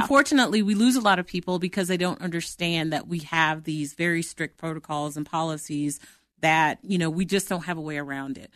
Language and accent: English; Oklahoma, United States; moved away as an adult; now in Denver, United States; I'm from Oklahoma, but I live in, I live in Denver.